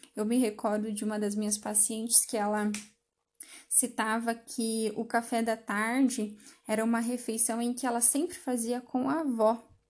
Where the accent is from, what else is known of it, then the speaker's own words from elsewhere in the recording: Brazil; Isso nos identifica como brasileiros